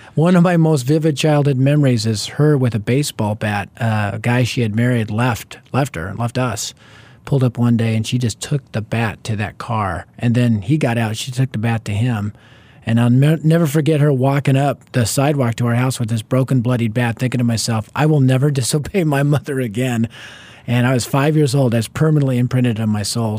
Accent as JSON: {"language": "English", "town": "Denver", "region": "Colorado", "country": "United States", "tie": "born or raised there", "said": "I was raised in North Denver, which at the time was the highest crime rate area in our city"}